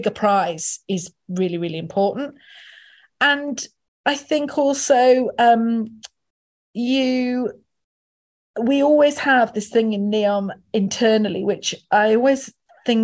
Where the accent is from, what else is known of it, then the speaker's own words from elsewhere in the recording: the north of England, United Kingdom; As a Northerner